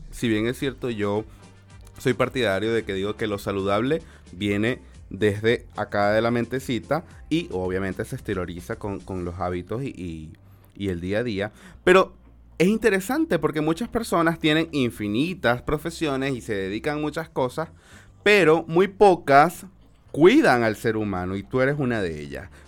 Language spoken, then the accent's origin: Spanish; Venezuela; nosotros como venezolanos, tú y yo igual somos venezolanos